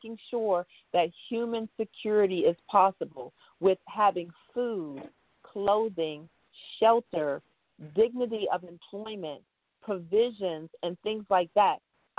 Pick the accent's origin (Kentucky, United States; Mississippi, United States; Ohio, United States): Mississippi, United States; Jackson; now in Ghana; You know, I'm from Jackson, Mississippi, and I've been living here in Ghana for the last 50 years.